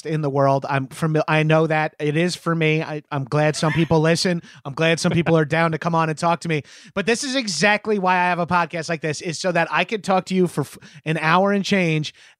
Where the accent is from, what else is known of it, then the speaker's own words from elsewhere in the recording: New York, United States; a New Yorker